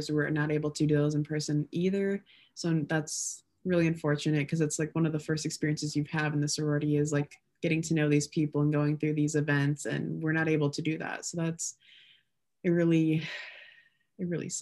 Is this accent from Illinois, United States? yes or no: yes; Illinois, United States; I'm from Illinois.